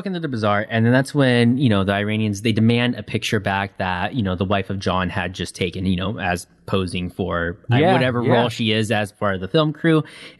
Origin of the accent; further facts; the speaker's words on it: Canada; are you American or Canadian? I'm Canadian.